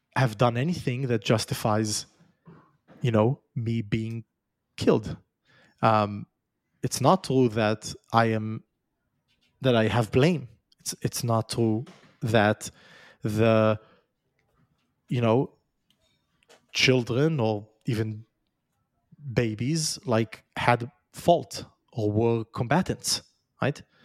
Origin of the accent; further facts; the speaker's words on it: Israel; moved away; I was born in Israel. I was raised in Israel. Now I've left it